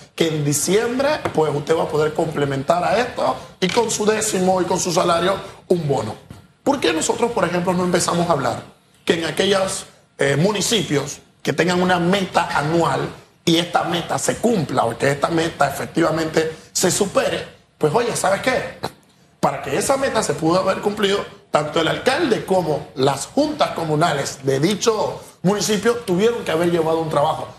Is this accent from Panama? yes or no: yes; Panama; como panameño